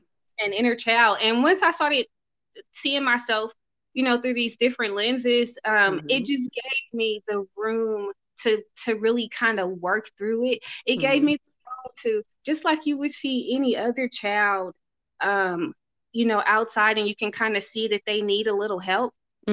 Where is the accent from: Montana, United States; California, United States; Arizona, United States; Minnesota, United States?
California, United States; Oakland; I'm from Oakland. I just look like this.